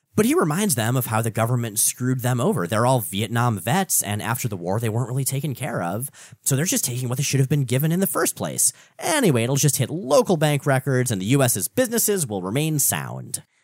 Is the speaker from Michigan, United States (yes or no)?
no; South Florida, United States; now in Portland, United States; I grew up in South Florida